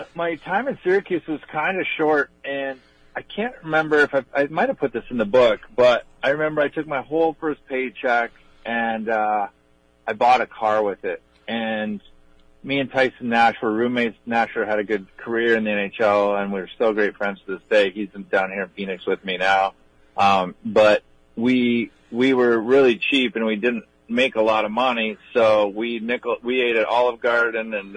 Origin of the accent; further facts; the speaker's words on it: Hinton, Alberta, Canada; also born or lived in British Columbia; I was born in Hinton, Alberta, uh, three hours outside Edmonton